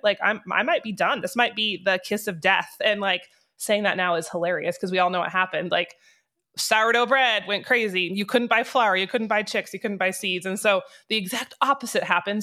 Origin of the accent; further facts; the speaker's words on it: North Idaho, United States; moved away as an adult; now in Wyoming, United States; I grew up in North Idaho.